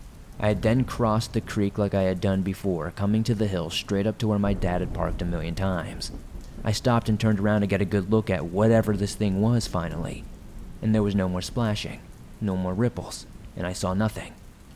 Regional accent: South Africa; So to give you some background, I'm from South Africa. I'm a 26-year-old female, and the people here aren't as rich as many other cultures worldwide.

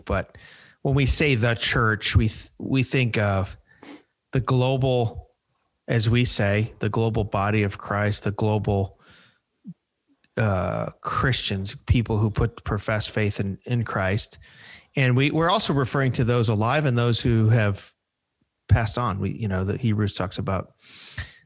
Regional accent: Chicago, Illinois, United States; moved away as an adult; now in Nashville, United States; I grew up in the Chicago area. I've been in Nashville since 2013, but I'm a Chicagoan.

